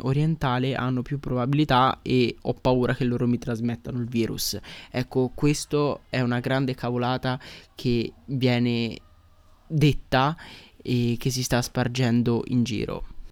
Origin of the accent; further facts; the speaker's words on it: Italy; sono nate in Italia come noi